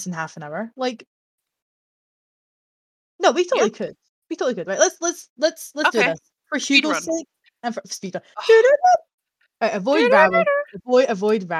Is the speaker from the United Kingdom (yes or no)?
yes; Scotland, United Kingdom; I am Scottish